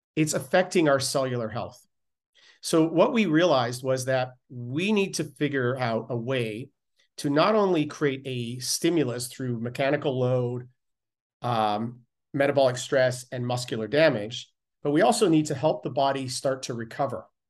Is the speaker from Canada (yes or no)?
yes; Canada; being Canadian